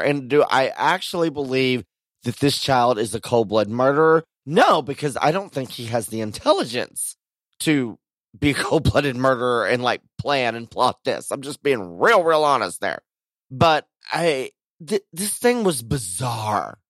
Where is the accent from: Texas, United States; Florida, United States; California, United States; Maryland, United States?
Texas, United States; growing up in Texas